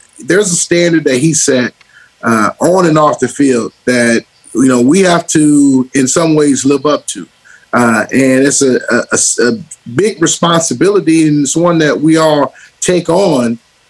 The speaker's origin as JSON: {"language": "English", "town": "Detroit", "region": "Michigan", "country": "United States", "tie": "born or raised there", "said": "I did not like the Pittsburgh Steelers growing up in Detroit."}